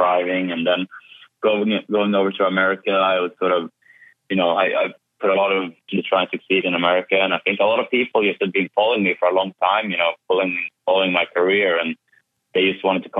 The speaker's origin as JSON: {"language": "English", "town": "Kumla", "region": "Örebro County", "country": "Sweden", "tie": "born or raised there", "moved": "yes", "said": "I've been home to Sweden, bringing the BorgWarner Trophy to Sweden and to my hometown of Kumla"}